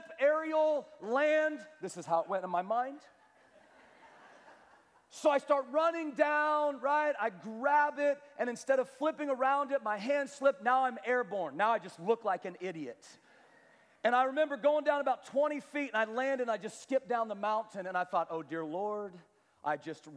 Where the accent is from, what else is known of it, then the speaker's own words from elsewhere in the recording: Kansas, United States; I was from Kansas